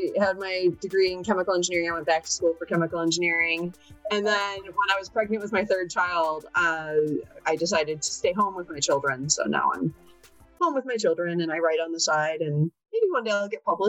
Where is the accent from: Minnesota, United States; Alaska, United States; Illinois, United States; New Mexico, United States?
Illinois, United States; Chicago; I live in Chicago. I've actually lived in Chicago area my entire life. Right now, I'm a mom of three.